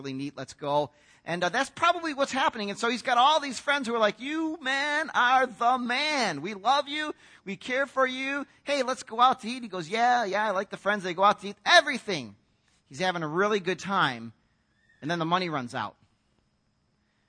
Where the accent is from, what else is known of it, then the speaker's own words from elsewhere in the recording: United States; as an American guy